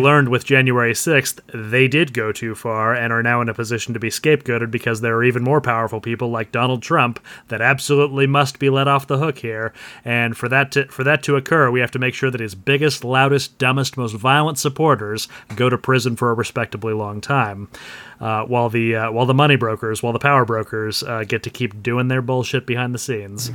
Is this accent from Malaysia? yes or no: no; United States; as an American